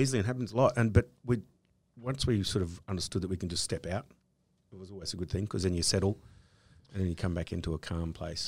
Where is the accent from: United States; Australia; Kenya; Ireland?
Australia; being Australian